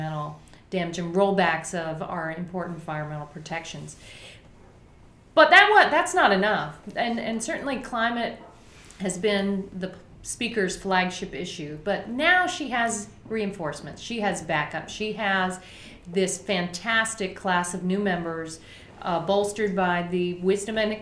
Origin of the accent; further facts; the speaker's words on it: Tampa, Florida, United States; I love my home state of Florida, and I grew up horseback riding in the natural places around my community in the Tampa Bay area